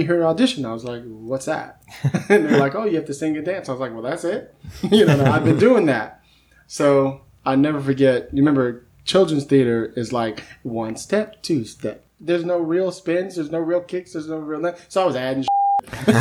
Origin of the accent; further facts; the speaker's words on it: San Francisco, California, United States; sitting at the coffee shop, which is what I did growing up in San Francisco